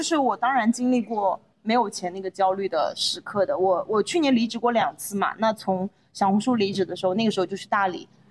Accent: Anhui, China; moved away; 我是一个安徽人，你知道吧？就是安徽人是你在一岁到十八岁之前，你的人生目标就只有一个考上好大学

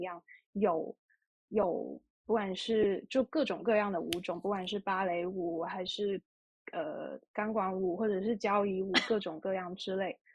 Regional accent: Guangdong, China; 因为我是出生在广东嘛，然后广东是非常炎热的地区，然后很多蚊子

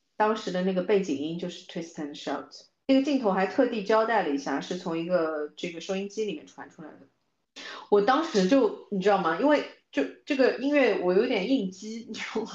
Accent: China; 作为中国人的文化里面

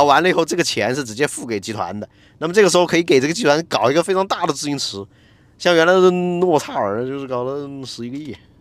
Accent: Jiangxi, China; now in Shanghai, China; 虽然我是一个江西人

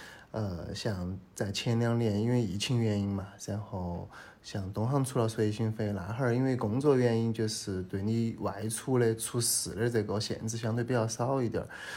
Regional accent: Chengdu, Sichuan, China; accent: Sichuanese; moved away as an adult; also born or lived in Shanghai; 因为我家乡在这边

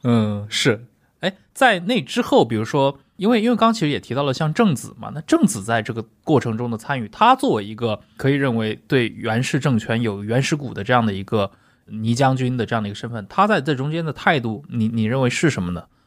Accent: China; 我们中国人

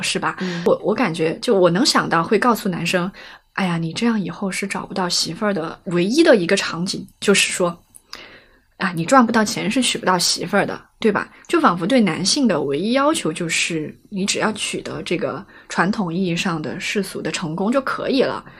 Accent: Chongqing, China; accent: Chongqing dialect; 用我们重庆话说

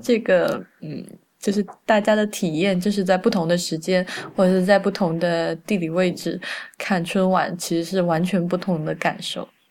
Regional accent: Sichuan, China; also born or lived in Beijing; 因为我是四川人嘛，我现在录音的时候我也在四川

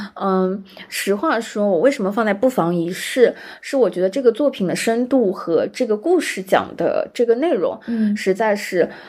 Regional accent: Shanghai, China; 作为一个上海人

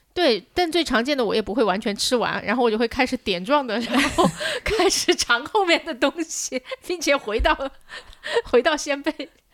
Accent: Changsha, Hunan, China; 我家乡在长沙，小时候是可以放烟花的

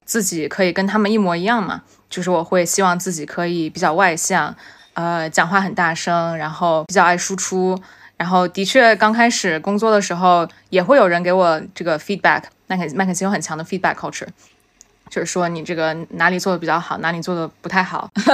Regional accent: China; now in New York, United States; 那作为中国人，在这样的行业里 其实中国背景也是一种优势

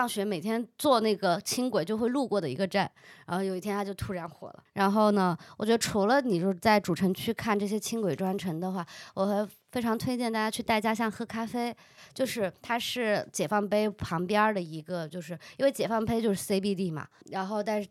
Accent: Yongchuan, Chongqing, China; 你们一定要来永川，我老家重庆市永川区吃兔兔

